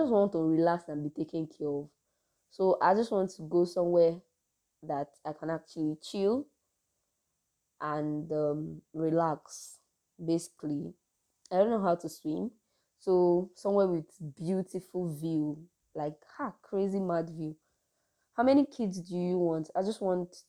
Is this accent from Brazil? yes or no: no; Nigeria; I'm a Nigerian, so we just really have dry season and cold season